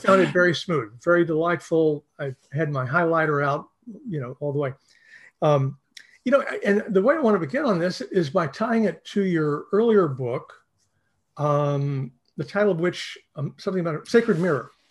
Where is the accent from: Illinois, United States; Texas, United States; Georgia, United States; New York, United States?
Texas, United States; East; I grew up in a small town in East Texas